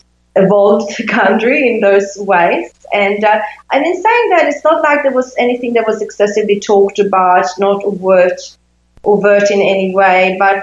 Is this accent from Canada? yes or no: no; Sweden; So they were normal, I think, in that environment where I grew up in Sweden.